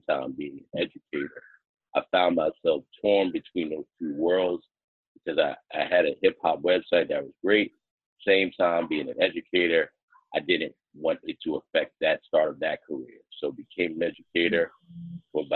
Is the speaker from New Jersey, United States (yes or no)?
yes; East Orange, New Jersey, United States; I grew up in East Orange